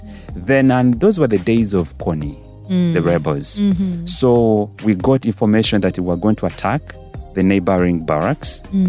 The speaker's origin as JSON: {"language": "English", "town": "Nakasongola", "region": "Central Region", "country": "Uganda", "tie": "born or raised there", "also_born_or_lived": "Matugga / Kampala", "said": "So I was born in Matuga, raised in Nakasongola, Mijera."}